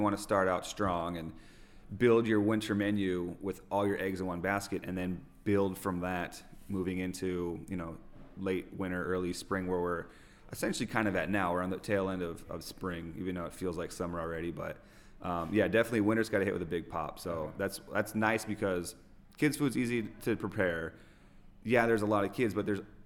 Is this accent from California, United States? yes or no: yes; Orange County, California, United States; moved away as an adult; also born or lived in Idyllwild / Indian Wells; now in Coachella Valley desert, United States; I'm originally from Orange County